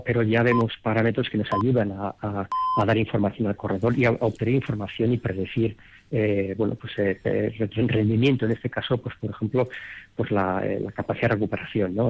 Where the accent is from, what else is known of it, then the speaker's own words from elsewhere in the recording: Madrid, Community of Madrid, Spain; moved away as an adult; also born or lived in Vitoria, Álava; now in Denver, United States; yo en, Madrid cuando me crié jugué seis años en el Real Madrid